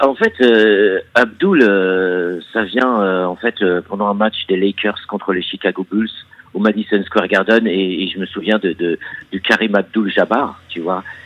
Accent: Montreuil, Île-de-France, France; also born or lived in Figuig, Morocco; je suis français, d'origine marocaine. Ouais, je suis franco-marocain. Euh, et euh, du coup, mes origines marocaines euh, sont. Mes origines françaises sont de Montreuil

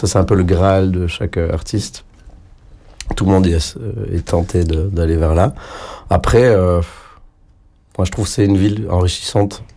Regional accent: south of France, France; now in Brussels, Belgium; je viens du sud de la France mes grands-parents parlent catalan

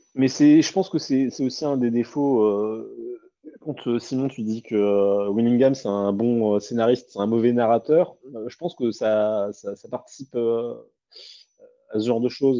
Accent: France; en tant que Français

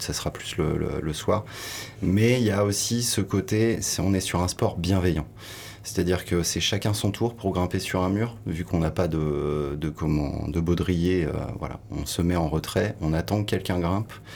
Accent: Sables-d'Or-les-Pins, Brittany, France; moved away as an adult; also born or lived in Nantes / Paris; now in Hossegor, France; J'ai grandi en Bretagne au Cap Fréhel, petite ville de 60 habitants qui s'appelle Sable d'Or-les-Pins

